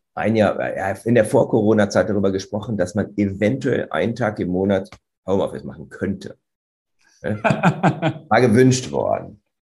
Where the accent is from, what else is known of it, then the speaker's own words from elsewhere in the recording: Göttingen, Lower Saxony, Germany; in meiner Heimatstadt Göttingen